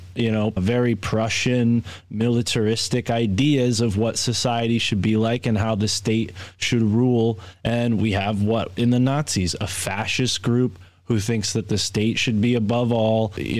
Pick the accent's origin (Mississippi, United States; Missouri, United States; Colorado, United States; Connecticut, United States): Connecticut, United States; closer to where I'm from Connecticut